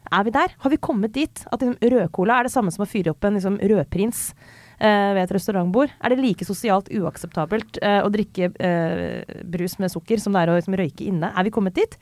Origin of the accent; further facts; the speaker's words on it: Skjetten, Akershus, Norway; now in Oslo, Norway; jeg kom fra Skjetten. Nå kommer jeg fra Oslo